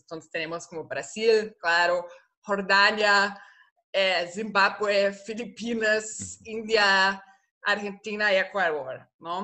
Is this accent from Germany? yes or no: yes; Germany; Spanish is a second language; moved away as an adult; also born or lived in Costa Rica; now in Rio de Janeiro, Brazil; Yo soy alemana